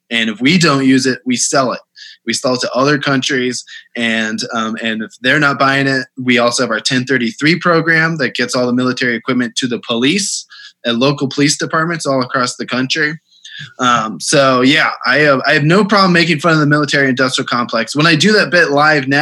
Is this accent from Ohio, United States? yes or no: yes; Bexley, Ohio, United States; born or raised there